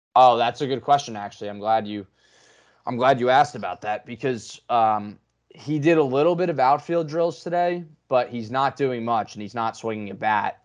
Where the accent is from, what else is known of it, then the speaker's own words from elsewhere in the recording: New Jersey, United States; growing up in Jersey, Saint Peter's would send letters home